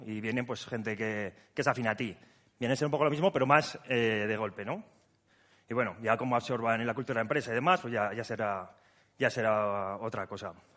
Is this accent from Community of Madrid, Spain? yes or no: no; Huesca, Aragon, Spain; now in Zaragoza, Spain; que estamos en Zaragoza, pero yo soy de Huesca